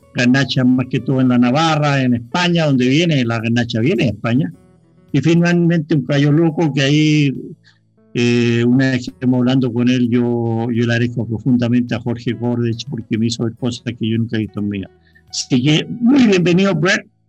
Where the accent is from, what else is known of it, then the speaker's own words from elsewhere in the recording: Chile; moved away; also born or lived in California; Yo viví mucho tiempo fuera de Chile, casi 15 años viví en California